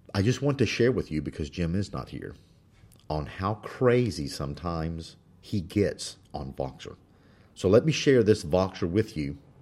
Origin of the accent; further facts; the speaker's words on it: Spain; moved away; I was born in Spain.